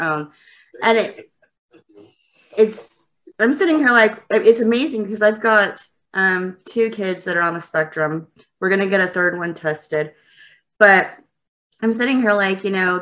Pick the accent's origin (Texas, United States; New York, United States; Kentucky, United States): Texas, United States; Lubbock; also born or lived in Dallas, Texas / North Fort Worth, Texas; now in Fort Worth, United States; I'm originally from Lubbock, but I live in Dallas now.